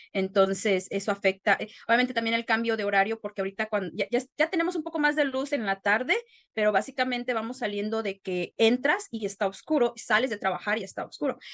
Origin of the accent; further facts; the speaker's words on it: Jerécuaro, Guanajuato, Mexico; moved away as an adult; also born or lived in Querétaro / Aguascalientes; now in Newton, Wisconsin, United States; soy originaria de Jerecuaro, Guanajuato